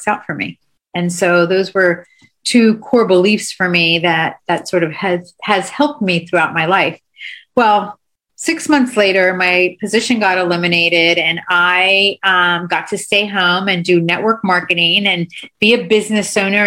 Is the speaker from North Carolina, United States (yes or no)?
no; Miami, Florida, United States; moved away as an adult; also born or lived in Delaware; I grew up in Miami